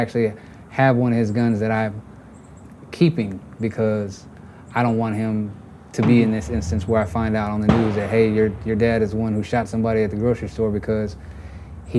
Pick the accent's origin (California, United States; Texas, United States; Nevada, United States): Texas, United States; I grew up in Texas